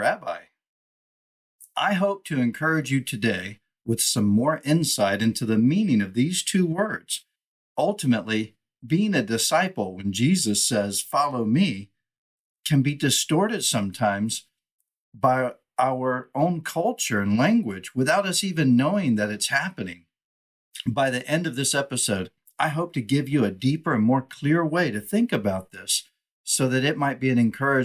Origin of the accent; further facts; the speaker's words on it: United States; first language English; in my language, right, English, I'm an American, Western culture and thinking